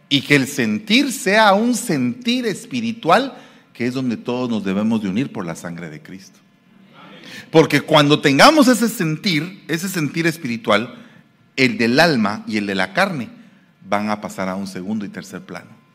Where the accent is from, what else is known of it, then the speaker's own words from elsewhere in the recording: Guatemala City, Guatemala Department, Guatemala; now in San Francisco, United States; yo soy guatemalteco de la capital